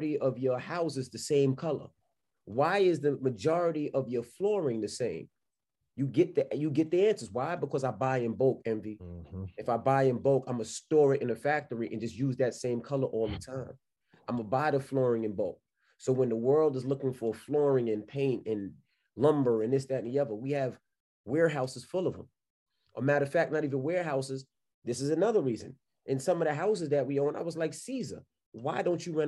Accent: New York City, New York, United States; moved away; also born or lived in West Milford, New Jersey; I'm from Queens, New York

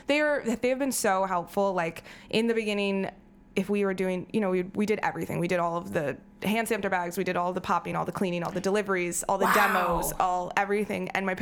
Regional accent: New Jersey, United States; New Jersey.

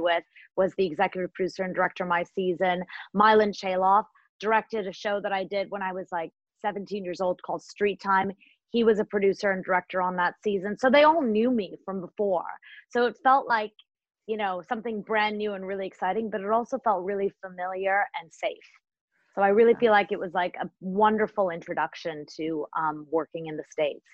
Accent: Toronto, Ontario, Canada; also born or lived in India / Africa / London; I was born in India and I lived, I grew up in Africa and London, and then I came to Canada when I was almost seven to Toronto.

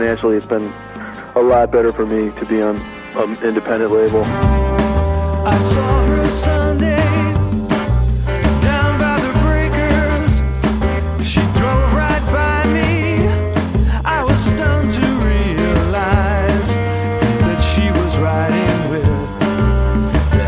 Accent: Detroit, Michigan, United States; moved away as an adult; also born or lived in New York; I grew up in the Detroit area

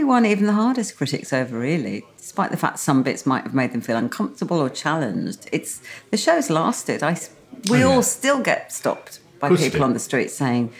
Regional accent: Birmingham, West Midlands, United Kingdom; being a Brummie, we were very, very far from the sea.

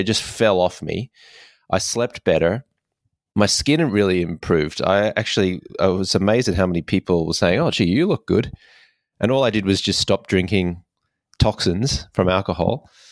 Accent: Australia; I grew up in Australia

